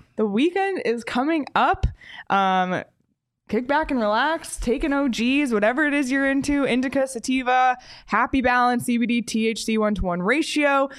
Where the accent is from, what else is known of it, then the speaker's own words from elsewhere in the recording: Canada; I grew up in Canada